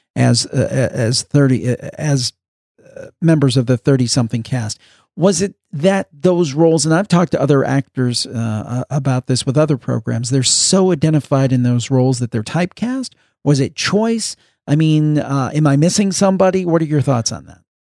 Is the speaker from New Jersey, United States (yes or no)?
no; Ohio, United States; moved away; my home state, in Columbus, Ohio.